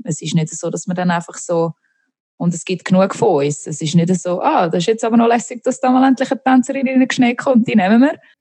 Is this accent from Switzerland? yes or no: yes; Niederweningen, Zurich, Switzerland; moved away as an adult; also born or lived in London; now in Los Angeles, United States; ich komme aus Niederweningen, einem kleinen Dörfli Niederweningen im Kanton Zürich ähm, bin dort aufgewachsen